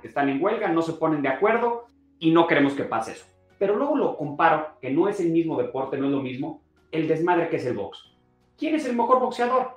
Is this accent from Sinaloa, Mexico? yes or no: no; Mexico City, Mexico; nosotros como, a ver, como chilangos